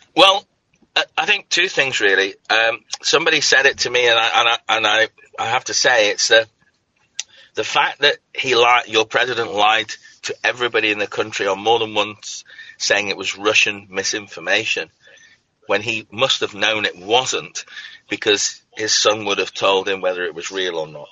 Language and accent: English; Scotland, United Kingdom; moved away; I come from Scotland